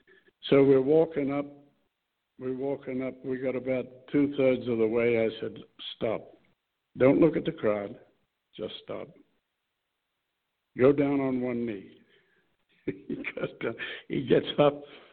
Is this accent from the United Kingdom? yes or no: no; New Zealand; moved away; That's why I came here from New Zealand, but I didn't make a lot.